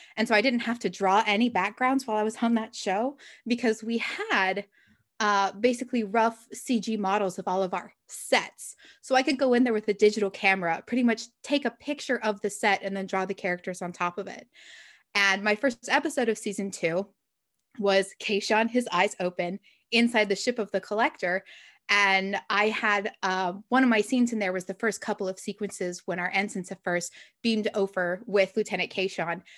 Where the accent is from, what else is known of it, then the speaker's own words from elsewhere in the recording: Utah, United States; moved away; there's a writers conference I go to every year in Utah, which is where I grew up